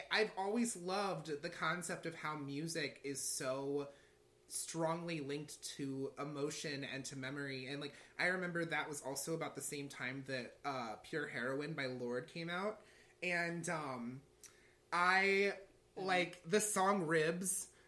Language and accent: English; St. Louis, Missouri, United States; when i went to mizzou that was a far distance from st louis